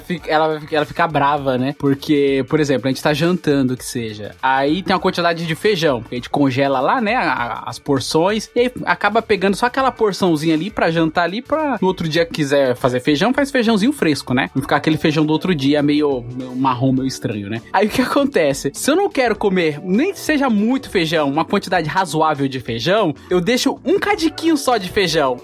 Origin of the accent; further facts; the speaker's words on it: Bahia, Brazil; now in São Paulo, Brazil; eu fui criado na Bahia, então eu tenho muito amor pelos meus tios, que eu vivia na casa deles e tal, e eu moro há muitos anos em São Paulo